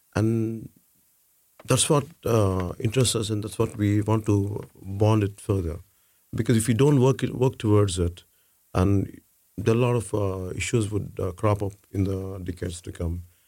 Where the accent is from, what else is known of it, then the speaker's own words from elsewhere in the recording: India; my heart was always, uh, uh, looking towards to work for my country